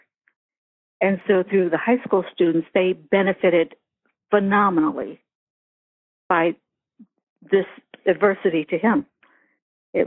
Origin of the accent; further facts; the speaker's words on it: Eldred, United States; I was raised in Eldred, which had 1,199 people in it when I was 10 years old